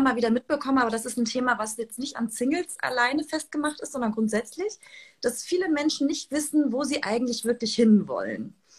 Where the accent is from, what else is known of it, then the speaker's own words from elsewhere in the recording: Hamburg, Germany; ich komme ja aus Hamburg